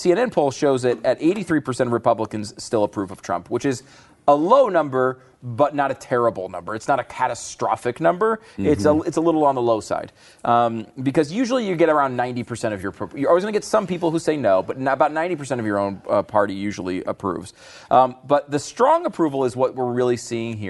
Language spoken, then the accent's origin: English; Connecticut, United States; also born or lived in New York; I was born in New York. I grew up in Connecticut.